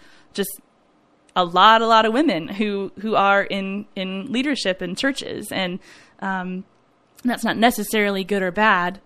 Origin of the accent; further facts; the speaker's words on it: Dallas, Texas, United States; My church that I grew up at in Dallas